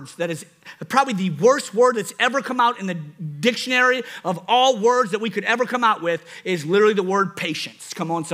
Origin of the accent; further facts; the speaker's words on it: New Orleans, Louisiana, United States; accent: New Orleans; That's my New Orleans accent.